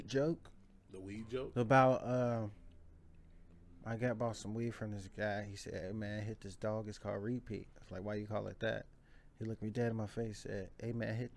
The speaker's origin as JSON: {"language": "English", "town": "Chicago", "region": "Illinois", "country": "United States", "tie": "born or raised there", "also_born_or_lived": "Michigan City, Indiana / Harvey, Illinois"}